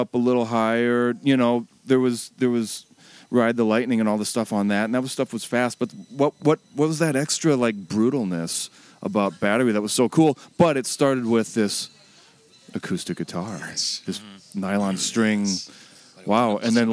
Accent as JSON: {"language": "English", "town": "St. Cloud", "region": "Minnesota", "country": "United States", "tie": "born or raised there", "said": "Growing up in St. Cloud"}